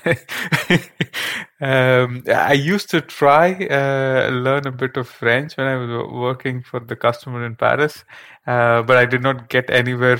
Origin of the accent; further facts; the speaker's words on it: India; moved away as an adult; now in Netherlands; being born and raised in India